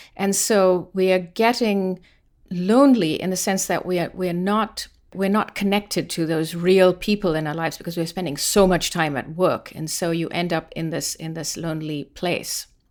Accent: London, United Kingdom; moved away as an adult; also born or lived in India; now in United States; it started when I was very young and we moved from India to London

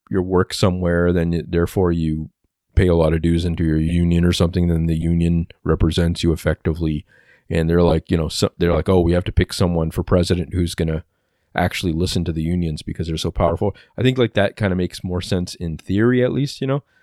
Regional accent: Canada; I'm Canadian

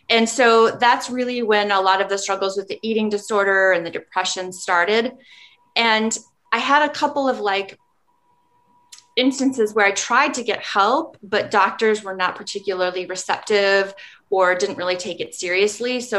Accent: Nebraska, United States; now in Minnesota, United States; Growing up in Nebraska, where it's not a place that you hear about much in terms of like national or even regional in the in the midwest you don't hear a whole lot about it it's not given a lot of attention

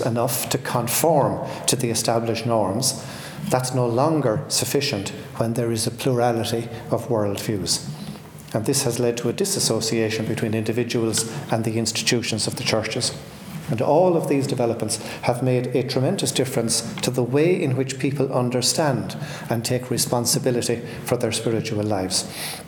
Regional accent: Ireland; I grew up in Ireland in the 1950s, and that was very much a confessional society.

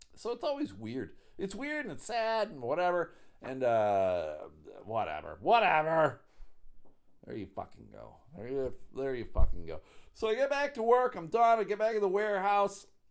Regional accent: Buffalo, New York, United States; I am from Buffalo

